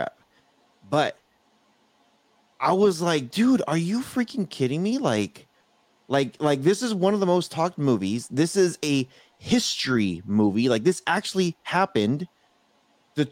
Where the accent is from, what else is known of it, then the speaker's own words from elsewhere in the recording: United States; I'm an American. I'm half Salvadorian, half Costa Rican